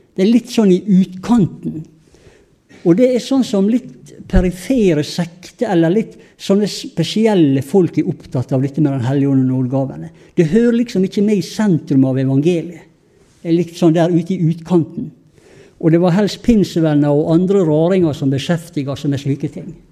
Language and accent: Norwegian; Sunnmøre, Møre og Romsdal, Norway; vi er jo sunnmøringer.